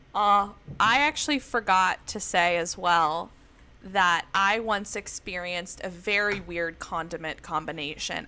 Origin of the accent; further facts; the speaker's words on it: the South, United States; I grew up in the South